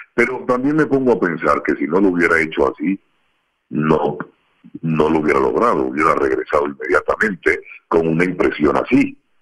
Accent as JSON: {"language": "Spanish", "country": "Colombia", "moved": "as an adult", "said": "como buen colombiano"}